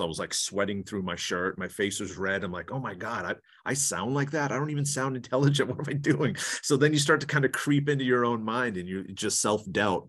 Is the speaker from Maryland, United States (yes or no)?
no; Maine, United States; accent: New England; moved away as an adult; now in California, United States; I'm from Maine originally, so I moved to, to California in two thousand two, three, two thousand three